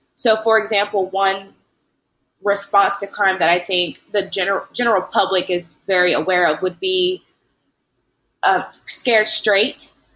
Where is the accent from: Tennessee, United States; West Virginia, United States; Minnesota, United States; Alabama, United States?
Tennessee, United States; Lewisburg; moved away as an adult; also born or lived in Newark, New Jersey / Knoxville, Tennessee / Dallas, Texas / New York; now in Louisiana, United States; I'm originally from Jersey, from Newark, um, but I grew up in Lewisburg, Tennessee